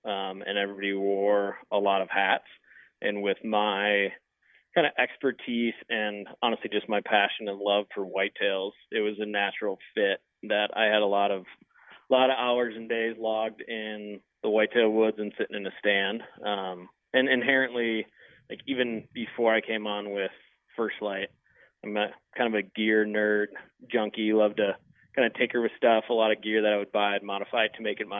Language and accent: English; Wisconsin, United States; I grew up in Wisconsin. So, kind of the stereotypical Midwest experience